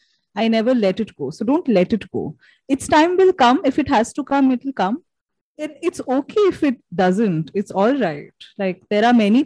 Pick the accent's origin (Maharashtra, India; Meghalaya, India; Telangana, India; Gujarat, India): Meghalaya, India; Shillong; I was born in Shillong in Meghalaya